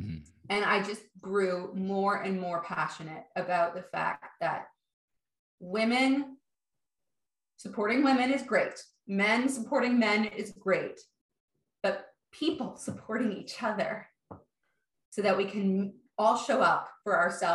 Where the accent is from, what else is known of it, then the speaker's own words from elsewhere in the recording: Toronto, Ontario, Canada; I grew up in Toronto, in Canada, sort of midtown